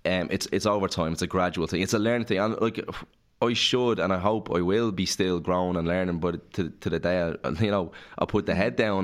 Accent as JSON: {"language": "English", "town": "Clondalkin", "region": "Leinster", "country": "Ireland", "tie": "born or raised there", "said": "But on the housing estate that I grew up in Clondalkin, there was no one my age."}